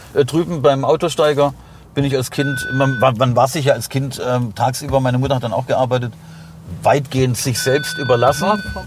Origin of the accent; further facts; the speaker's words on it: Heilbronn, Baden-Württemberg, Germany; moved away; wo ich aufgewachsen bin, die Schäuflenstraße